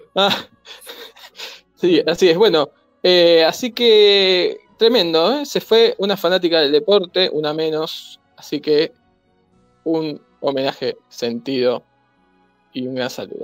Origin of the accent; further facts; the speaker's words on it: Argentina; yo soy argentino